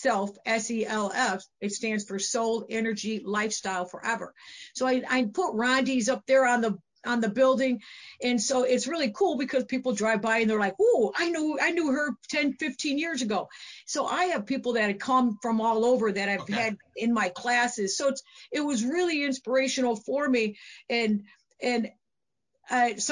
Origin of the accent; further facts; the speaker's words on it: Aurora, Illinois, United States; also born or lived in Oswego, Illinois; I'm from Aurora, Illinois, originally, and my club is in Oswego